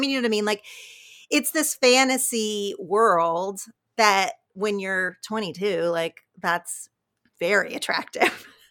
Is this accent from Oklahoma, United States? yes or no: yes; southern Oklahoma, United States; moved away as an adult; now in Los Angeles, United States; I loved growing up in a town of about thirty-five hundred people, really, really small in southern Oklahoma